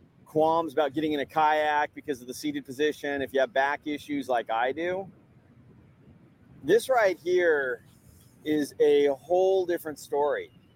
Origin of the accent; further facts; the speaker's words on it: San Diego, California, United States; Well, I hope you've enjoyed this visit to my hometown here in San Diego